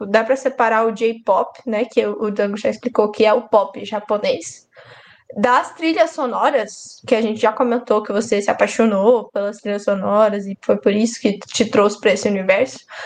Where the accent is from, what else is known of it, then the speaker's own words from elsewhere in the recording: Brazil; eu sou brasileira e eu tenho direito de reclamar do meu próprio país, entendeu?